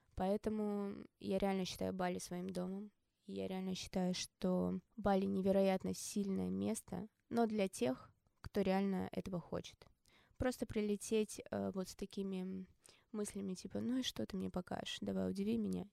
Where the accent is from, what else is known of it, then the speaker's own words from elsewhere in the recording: Omsk, Omsk Oblast, Russia; moved away; also born or lived in Moscow / Bali; я из Омска